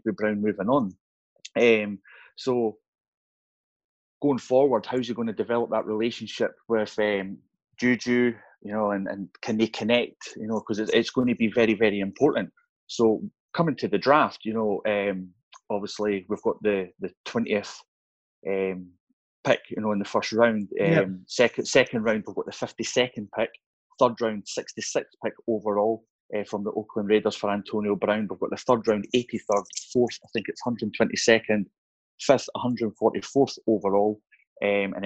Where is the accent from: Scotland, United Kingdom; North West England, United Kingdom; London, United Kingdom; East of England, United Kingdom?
Scotland, United Kingdom; I'm Scottish